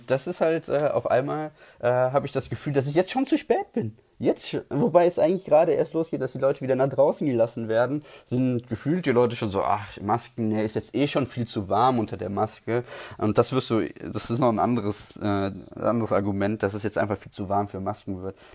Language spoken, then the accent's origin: German; Switzerland; Edelweiß unterstütze ich auch als Schweizer sehr gerne.